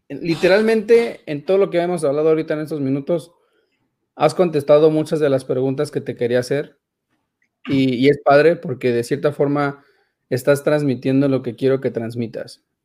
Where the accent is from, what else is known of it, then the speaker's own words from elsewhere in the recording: Dallas, Texas, United States; Me empecé a saludar y que yo soy de Dallas